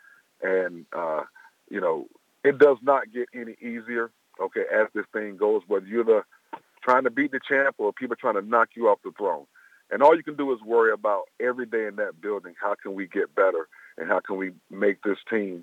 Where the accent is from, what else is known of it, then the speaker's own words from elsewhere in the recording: Tallahassee, Florida, United States; We're both from Tallahassee, Florida. I went to high school with each other.